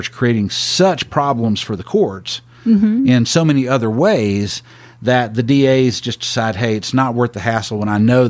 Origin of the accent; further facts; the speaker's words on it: Tyler, Texas, United States; Smith County is actually my home county. I grew up in Tyler